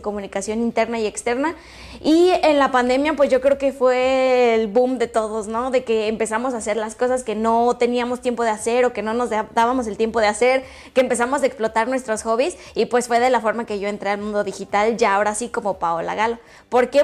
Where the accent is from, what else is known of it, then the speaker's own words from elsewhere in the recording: Jacona, Michoacán, Mexico; moved away as an adult; now in León, Mexico; Soy de un lugar que se llama Jacona, Michoacán